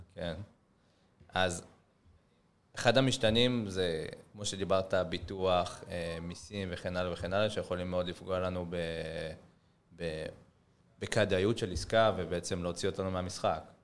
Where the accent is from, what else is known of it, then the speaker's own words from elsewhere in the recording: Israel; נגיד ישראלים, אנחנו ישראלים